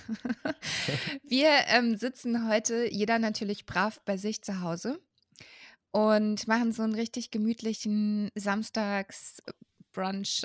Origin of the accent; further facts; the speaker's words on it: Würzburg, Bavaria, Germany; moved away as an adult; also born or lived in Berlin; ich bin ja in Würzburg aufgewachsen